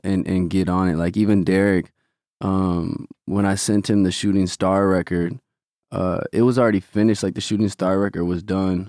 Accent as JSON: {"language": "English", "town": "Omaha", "region": "Nebraska", "country": "United States", "tie": "born or raised there", "moved": "as an adult", "lives_now": "Los Angeles, United States", "said": "Omaha raised me, obviously, till nineteen"}